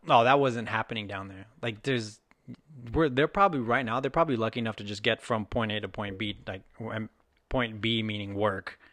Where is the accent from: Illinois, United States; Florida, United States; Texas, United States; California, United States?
Texas, United States; now in Seattle, United States; I'm from Texas